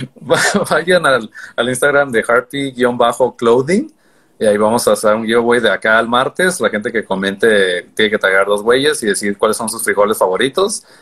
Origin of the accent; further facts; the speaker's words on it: Tijuana, Baja California, Mexico; soy de Tijuana